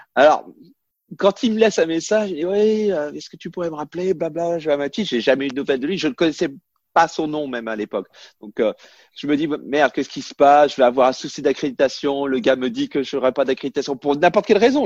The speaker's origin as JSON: {"language": "French", "country": "France", "moved": "as an adult", "lives_now": "United States", "said": "on est français"}